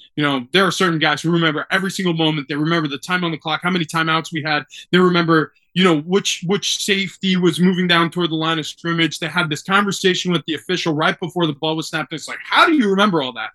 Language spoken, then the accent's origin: English; New York, United States; now in San Diego, United States; I grew up in New York. My father was a New York Knicks fan.